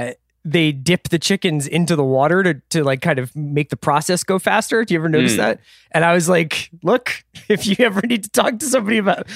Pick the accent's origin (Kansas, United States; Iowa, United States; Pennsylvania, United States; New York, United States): Pennsylvania, United States; Philadelphia; accent: Philly; now in Los Angeles, United States; I was trying to do it in my Philly accent, which is long forgotten out here in beautiful Los Angeles.